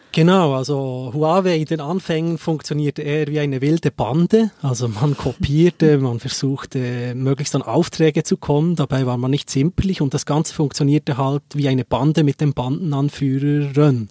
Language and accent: German; Seeland, Bern, Switzerland; ich bin ursprünglich, komme ich aus dem Seeland und kenne das sehr, sehr gut